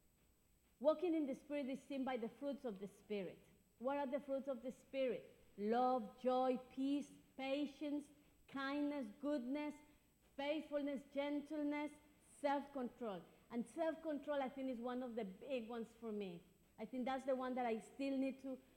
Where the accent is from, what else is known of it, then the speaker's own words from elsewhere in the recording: Ecuador; now in London, United Kingdom; I'm from Ecuador. That's my country of birth